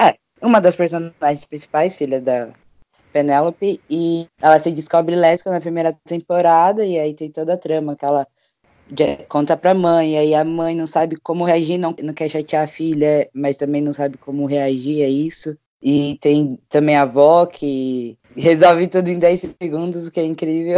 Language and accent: Portuguese; São Paulo, Brazil; eu tenho 22 anos, sou de São Paulo, capital